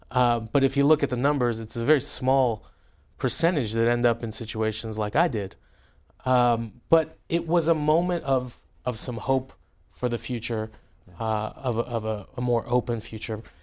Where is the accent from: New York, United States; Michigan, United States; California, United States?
California, United States; moved away; also born or lived in Tehran, Iran; growing up in your congressional district